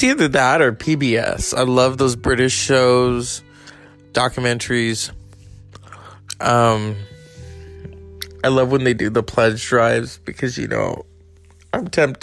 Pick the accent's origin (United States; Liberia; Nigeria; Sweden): United States; California; I'm from California